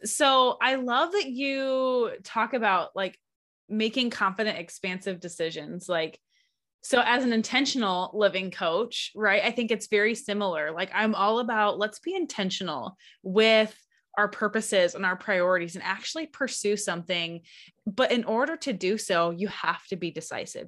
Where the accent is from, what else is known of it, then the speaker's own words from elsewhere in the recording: Lower Michigan, United States; now in Alaska, United States; I'm originally from the Midwest, from Michigan